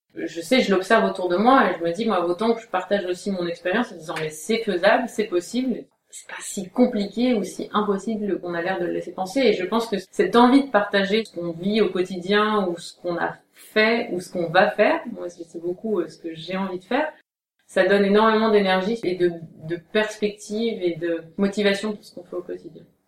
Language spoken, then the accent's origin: French; Aube, Grand Est, France; also born or lived in Paris; on a un domaine qui est dans l'Aube, qui est assez isolé géographiquement, même si c'est là où j'ai grandi, c'est là où je suis née